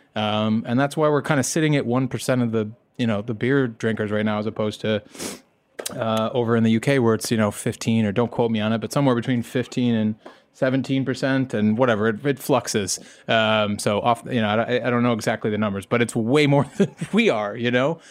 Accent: United States; I'm American

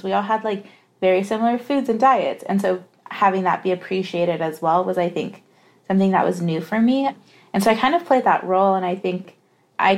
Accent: Redlands, California, United States; I was born and raised in the Inland Empire, which is about 60 miles east of Los Angeles. And so I was raised in the city of Redlands, which is in the county of San Bernardino

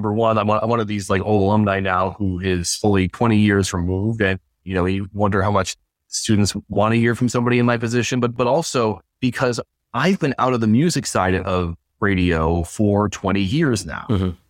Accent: Watertown, New York, United States; moved away as an adult; also born or lived in Syracuse, New York / Albany, New York; I went back to my hometown of Watertown

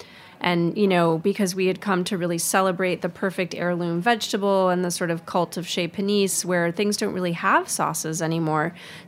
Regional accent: Midwest, United States; growing up in the Midwest

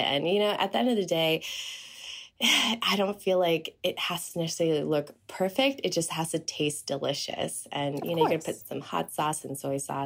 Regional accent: Taiwan; now in United States; I was born in Taiwan. I'm a Taiwanese American

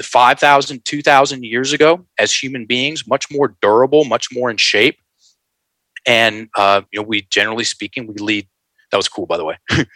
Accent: the South, United States; I'm a Southern rock guy. I'm from the South.

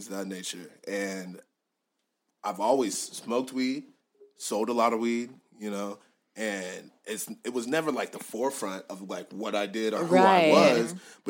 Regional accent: United States; also born or lived in Nigeria (family); I'm American. My family's from Nigeria, mm-hmm. but I'm also a Nigerian American

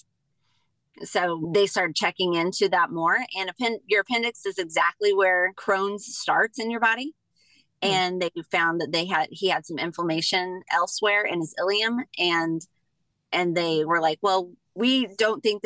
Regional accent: near St. Louis, Southern Illinois, United States; moved away as an adult; now in Colorado, United States; I am from a little town in Illinois, Southern Illinois, near St. Louis

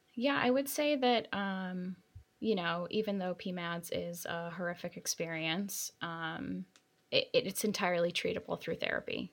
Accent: New York City, New York, United States; I'm a New Yorker

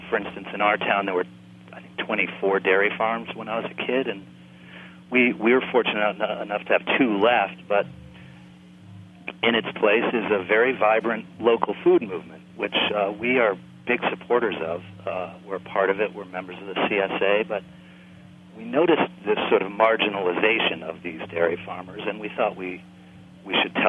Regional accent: New England, United States; moved away as an adult; also born or lived in New York; I grew up in rural New England and went to New York in my youth and spent 27 years there as a sort of journeyman actor.

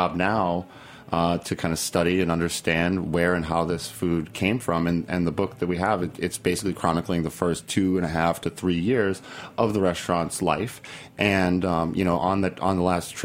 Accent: Lowell, Massachusetts, United States; now in Chicago, United States; I grew up in Lowell, Massachusetts, in a Portuguese-American family

